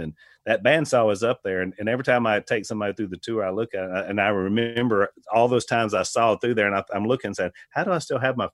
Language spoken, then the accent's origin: English; United States; as an American